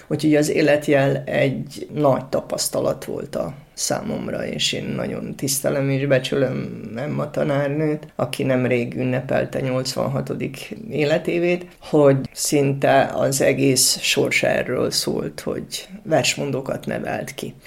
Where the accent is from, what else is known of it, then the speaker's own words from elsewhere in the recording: Subotica, Vojvodina, Serbia; én kint kisbajnokban laktam és éltem